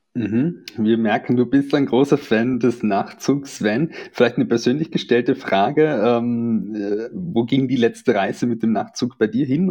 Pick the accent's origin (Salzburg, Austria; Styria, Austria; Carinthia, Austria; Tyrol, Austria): Carinthia, Austria; now in Vienna, Austria; bin ich aus Kärnten und ähm, äh, wohne ja in Wien hier und arbeite in Wien und besuche manchmal die Familie